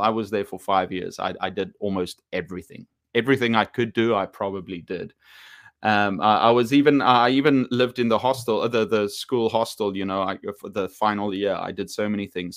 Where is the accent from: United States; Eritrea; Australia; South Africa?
South Africa; I'm from South Africa